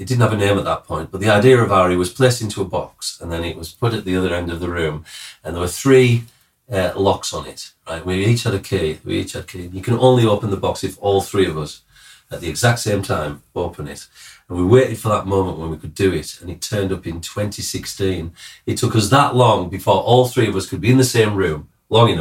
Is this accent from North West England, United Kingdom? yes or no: yes; Cumbria, North West England, United Kingdom; I'm from the other side, Cumbria